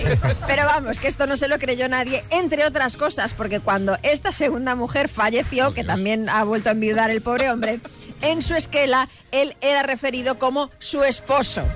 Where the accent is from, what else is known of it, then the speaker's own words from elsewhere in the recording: Galicia, Spain; mi tierra, en Galicia, concretamente en A Coruña